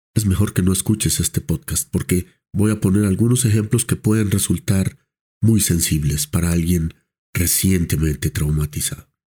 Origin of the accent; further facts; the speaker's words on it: Colombia; como colombianos, lo cual nos compromete también como profesionales de salud mental colombianos